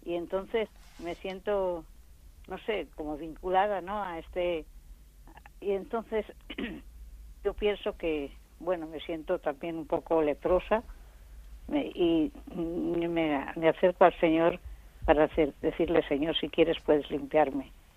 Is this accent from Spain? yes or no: yes; Zamora, Castile and León, Spain; moved away as an adult; now in Asturias, Spain; yo soy de Zamora